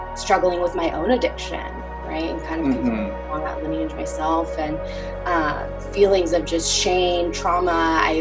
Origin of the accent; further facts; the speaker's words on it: Omaha, Nebraska, United States; I originally was born and raised in Omaha, Nebraska, so Midwestern girl over here